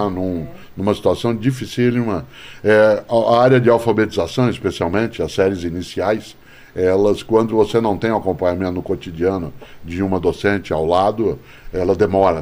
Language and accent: Portuguese; Londrina, Paraná, Brazil; Eu fui educado em Londrina, cidade onde nasci